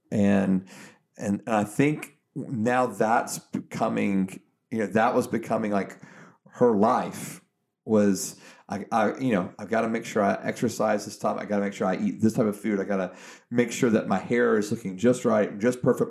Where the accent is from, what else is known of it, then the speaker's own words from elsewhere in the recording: Georgia, United States; I'm from Georgia